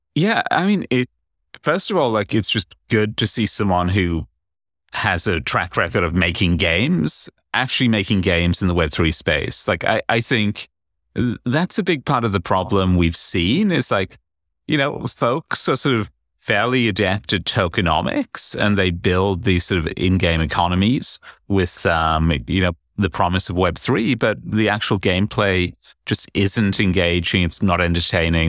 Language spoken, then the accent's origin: English; United Kingdom; being British, you'd think I just instinctively always be carrying an umbrella, but I'm also a northerner